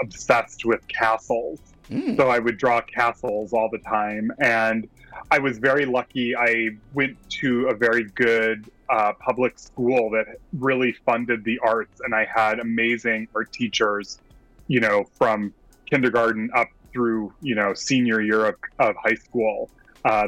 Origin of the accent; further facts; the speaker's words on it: Wisconsin, United States; moved away as an adult; now in Brooklyn, United States; I'm originally from Wisconsin. I grew up in a small town about 30 miles southwest of Milwaukee